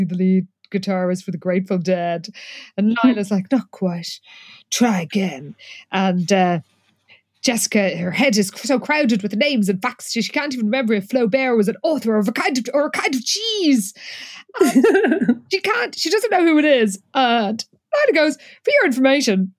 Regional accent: Ireland; speaking as an Irish person

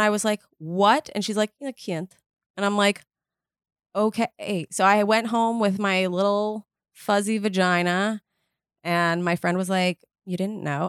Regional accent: New York City, New York, United States; I grew up in Manhattan

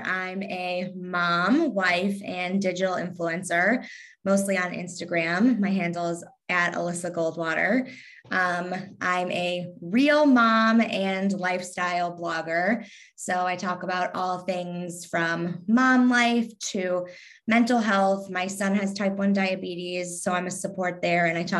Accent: Kentucky, United States; accent: Southern; I actually really like my Southern accent. It just sometimes a little twang will come out like normally. And I say y'all, but, I don't know. It's just, my parents weren't from Kentucky. So it's not like that's what I was hearing all day at home. My parents are from the Northeast. So, but I'm from Kentucky.

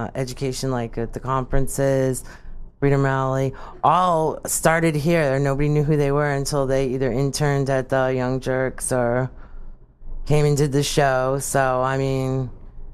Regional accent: Sharon, Massachusetts, United States; moved away; I'm from Sharon originally

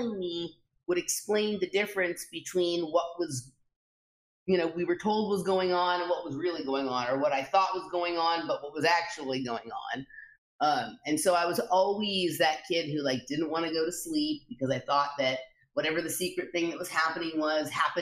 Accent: Los Angeles, California, United States; I grew up in Los Angeles, California

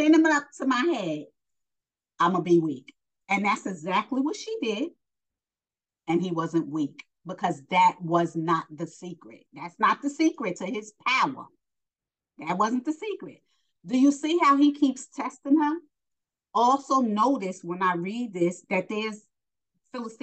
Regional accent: New York, United States; I'm from New York

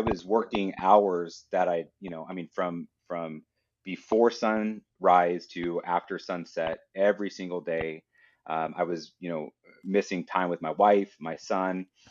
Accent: Idaho, United States; I'm from Idaho

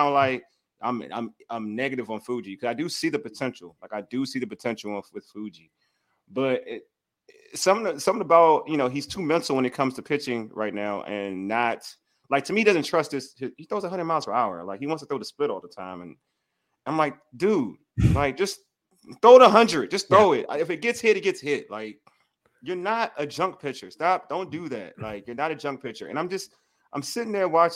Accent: DMV, DC, Maryland, Virginia, United States; I'm from the DMV

